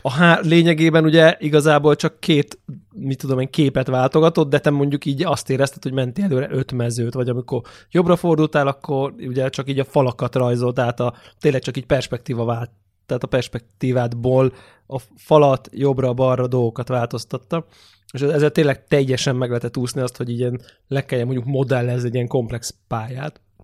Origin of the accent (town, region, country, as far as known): Hungary